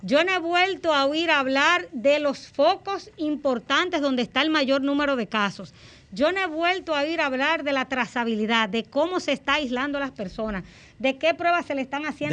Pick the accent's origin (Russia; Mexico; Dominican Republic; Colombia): Dominican Republic; como dominicana